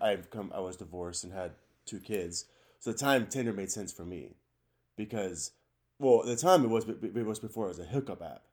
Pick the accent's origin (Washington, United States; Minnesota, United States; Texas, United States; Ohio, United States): Washington, United States; Richland; I was born in Richland, Washington.